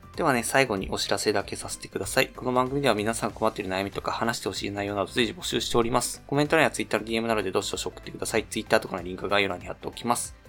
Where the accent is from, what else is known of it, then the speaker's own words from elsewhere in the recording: Ishikawa, Japan; now in Chiba, Japan; 石川出身だったりするので、まあ、結構今、千葉、千葉でもまあ結構落ち着いてはいるんですけど